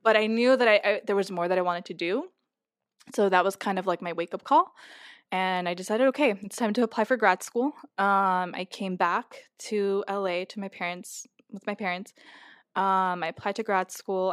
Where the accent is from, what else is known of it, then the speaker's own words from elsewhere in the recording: Los Angeles, California, United States; moved away as an adult; I've lived in California my whole life, um, born and raised in Los Angeles